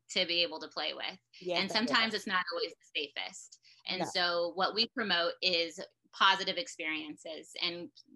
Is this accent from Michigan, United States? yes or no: no; Louisiana, Missouri, United States; my hometown where it all got started, which was in Louisiana, Missouri, in my parents' driveway